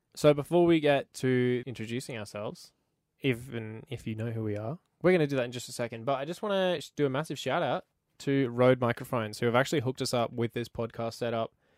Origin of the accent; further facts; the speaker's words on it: Queensland, Australia; moved away as an adult; now in Canada; I'm actually from Queensland, Australia